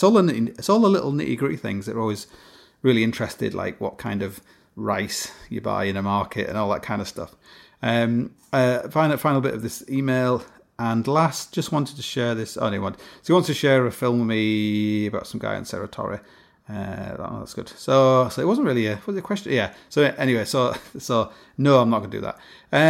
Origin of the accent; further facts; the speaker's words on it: Canada; I'm Canadian.